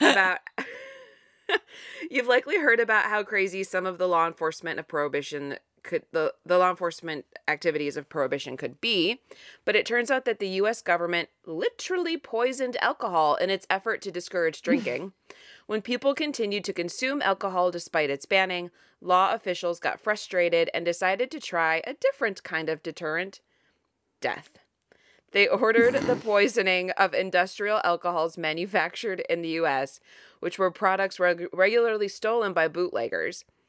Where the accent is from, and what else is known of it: Ohio, United States; born or raised there